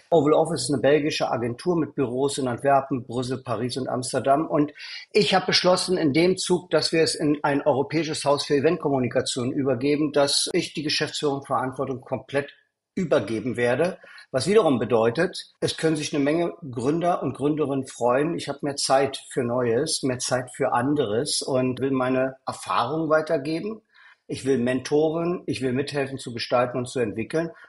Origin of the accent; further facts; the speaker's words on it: East Berlin, Berlin, Germany; born there; moved away as an adult; bin geboren in Ostberlin und bin aus der DDR geflohen mit damals 19 Jahren.